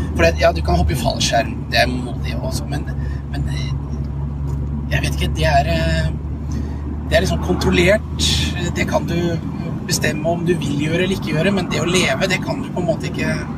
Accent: Langesund, Telemark, Norway; moved away; also born or lived in Drammen; Jeg er oppvokst i Langesund

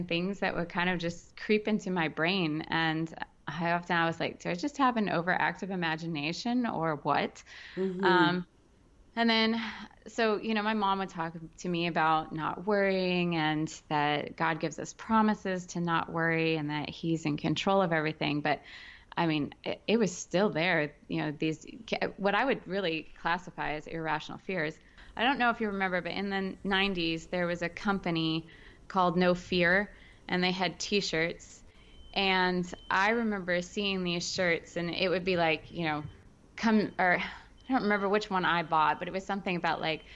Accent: Florida, United States; I grew up in Florida

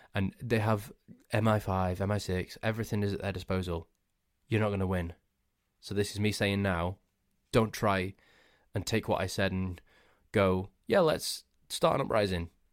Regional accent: Crewe, North West England, United Kingdom; my hometown of Crewe

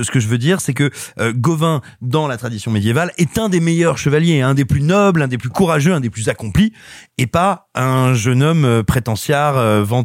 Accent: Paris, Île-de-France, France; je suis parisien

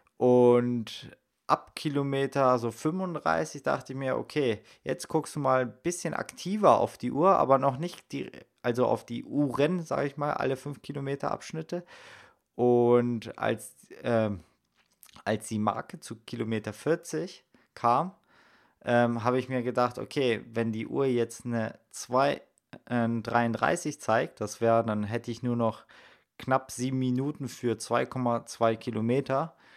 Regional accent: Salzgitter, Lower Saxony, Germany; moved away; im Salzgittersee in meiner Heimat

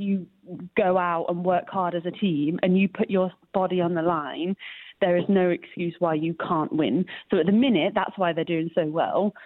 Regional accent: Leicester, East Midlands, United Kingdom; moved away as an adult; also born or lived in Los Angeles, United States; I grew up here and had the same mentality.

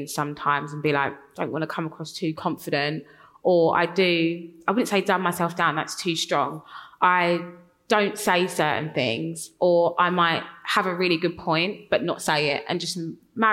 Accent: London, United Kingdom; accent: Cockney; I grew up in East London, I'm quite Cockney

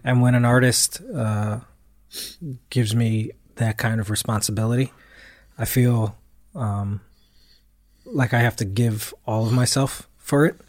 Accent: United States; me being American

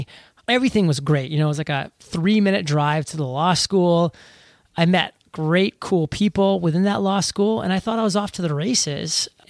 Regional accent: New England, United States; You know, I'm from New England.

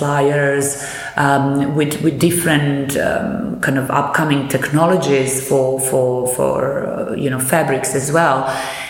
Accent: Belgrade, Serbia; moved away as an adult; now in London, United Kingdom; I come from Belgrade, from Serbia, where I studied

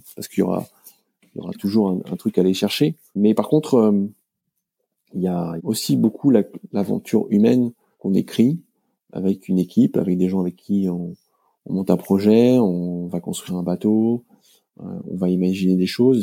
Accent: Finistère, Brittany, France; là où j'ai grandi dans le Finistère. J'ai appris à naviguer à saint paul le léon

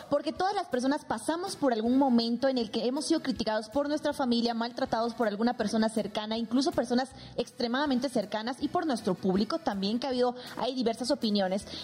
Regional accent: Mexico City, Mexico; Yo soy de la Ciudad

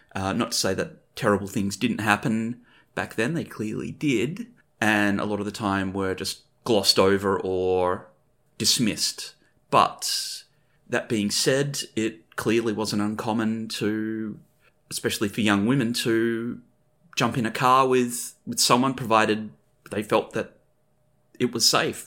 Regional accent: Wheatbelt, Western Australia, Australia; also born or lived in Perth; me growing up in the Whig Belt of West Australia

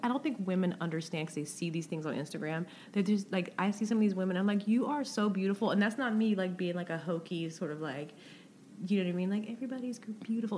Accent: the South, United States; I'm from the South

